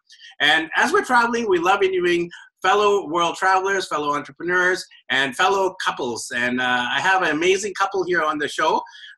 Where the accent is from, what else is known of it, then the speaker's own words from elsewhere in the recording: Canada; I'm Indian, born in Canada